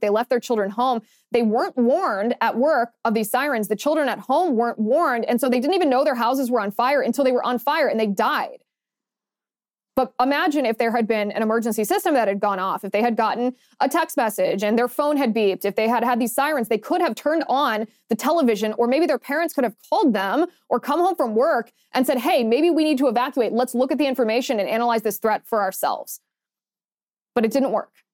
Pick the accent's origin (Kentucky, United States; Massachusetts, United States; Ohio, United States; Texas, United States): Ohio, United States; moved away; I grew up in the Midwest